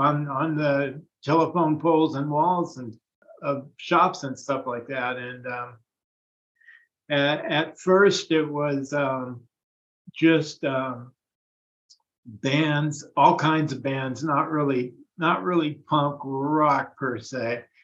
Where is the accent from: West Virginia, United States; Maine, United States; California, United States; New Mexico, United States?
California, United States; Vallejo; also born or lived in San Francisco; Right. Yeah, I was from Vallejo. I didn't meet Michael until I'd moved to San Francisco.